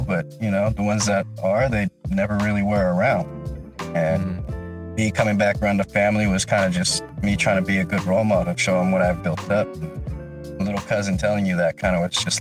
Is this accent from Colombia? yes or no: no; Philippines; I'm Filipino